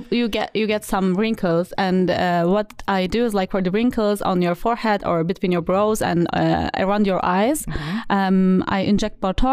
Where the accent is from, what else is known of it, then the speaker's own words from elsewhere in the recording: Turkey; now in Stuttgart, Germany; I'm come from Turkey.